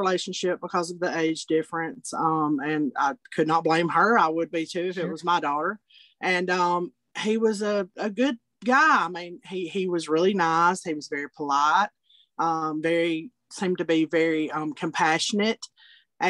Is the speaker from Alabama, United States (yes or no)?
yes; Altoona, Alabama, United States; I am from Alabama. I'm from a small community and a county called Blount County, Alabama. And I grew up actually in a little town called Altoona.